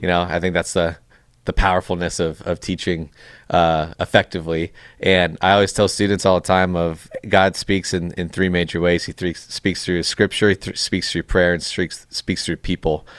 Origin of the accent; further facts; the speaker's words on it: Chino, California, United States; Chino's where I, I, uh, born and raised, still live there now